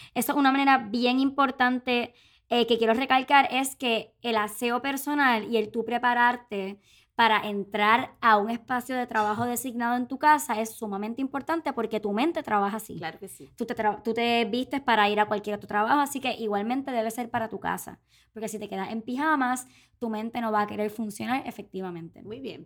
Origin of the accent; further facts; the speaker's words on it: Puerto Rico; boricua, tripera